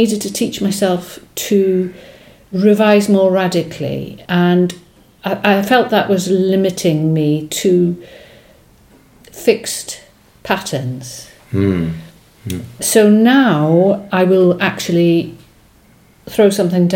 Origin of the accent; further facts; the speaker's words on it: Wales, United Kingdom; first language Welsh; English is a second language; Welsh is my first language, followed closely by English.